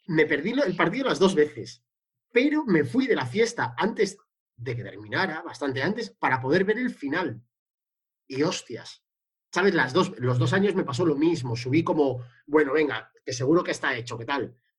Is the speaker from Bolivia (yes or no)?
no; Santander, Cantabria, Spain; de mi pueblo, del Racing de Santander